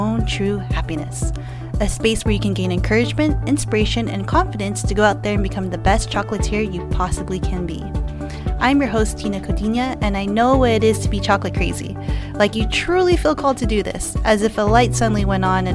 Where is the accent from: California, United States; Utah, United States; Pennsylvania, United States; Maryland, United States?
California, United States; Los Angeles; I was born in Los Angeles, California